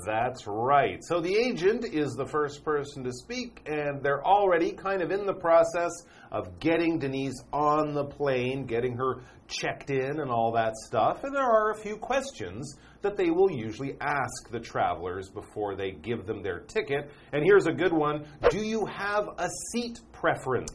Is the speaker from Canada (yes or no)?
yes; Canada; I have a British passport because I'm from Canada